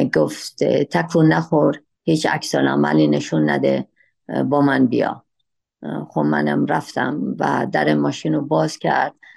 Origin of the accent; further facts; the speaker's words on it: Shiraz, Fars, Iran; من در شیراز متولد شدم و در همون شهر شیرازم مدرسه و دبیرستان و بعدش به دانشگاه